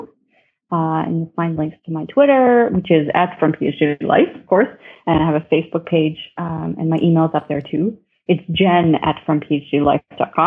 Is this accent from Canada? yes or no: yes; Ottawa, Ontario, Canada; I grew up in Ottawa, and Ottawa is right on the border of Quebec